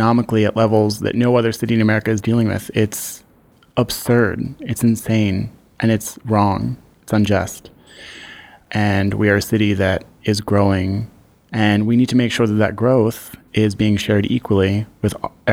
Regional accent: Philadelphia, Pennsylvania, United States; I grew up on Belgrade Street between Norris and Susquehanna.

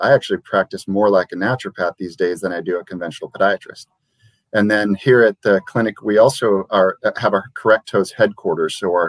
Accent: Liberia; I grew up in Liberia, West Africa, where they don't own shoes

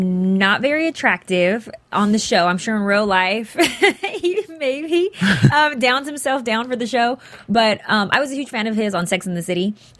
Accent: San Diego, California, United States; now in Los Angeles, United States; But I'm from San Diego

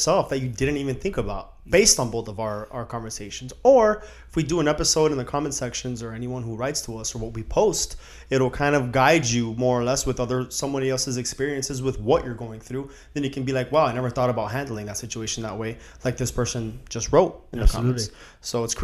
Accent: Miami, Florida, United States; we're from Miami

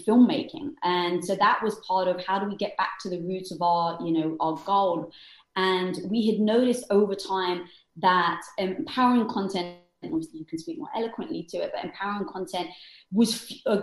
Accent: London, United Kingdom; also born or lived in Cyprus (family); now in Los Angeles, United States; I'm from London with a Greek family from Cyprus

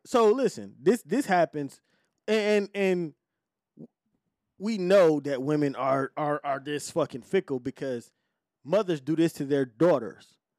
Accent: Detroit, Michigan, United States; I'm from Detroit.

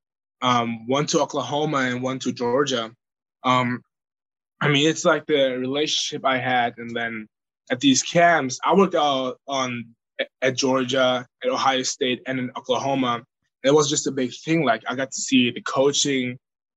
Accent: Bavaria, Germany; now in United States; I grew up there

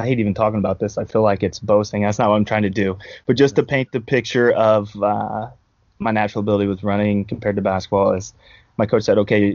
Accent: Hallsville, Missouri, United States; also born or lived in St. Louis, Missouri / Kansas City, Missouri; I'm from Hallsville, Missouri, sitting there right now. Grew up in Hallsville, went to school there, K-12.

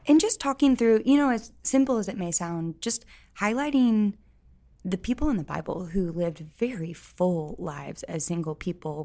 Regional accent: St. Louis, Missouri, United States; moved away as an adult; now in Columbia, United States; I am from Saint Louis, but I came to Columbia for school

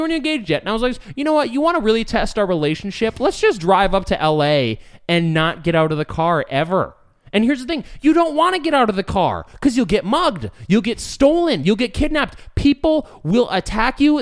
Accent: Escondido, California, United States; moved away; I am a native San Diegan. I was born in Escondido

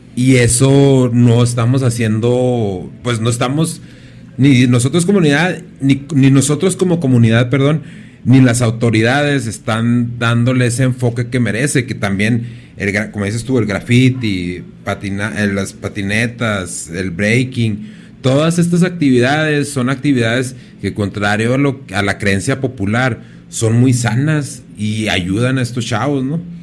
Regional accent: Ciudad Juárez, Chihuahua, Mexico; yo soy de Juárez y independientemente de que me vaya, pues yo regreso aquí

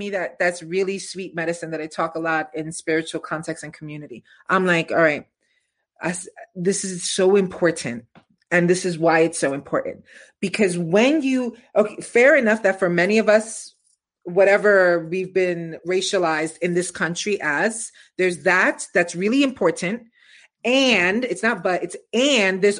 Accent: New York City, New York, United States; I'm from East New York, baby.

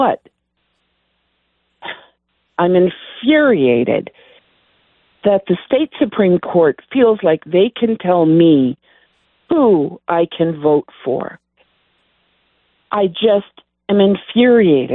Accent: Wyoming, United States; moved away as an adult; now in Colorado, United States; I'm from Wyoming

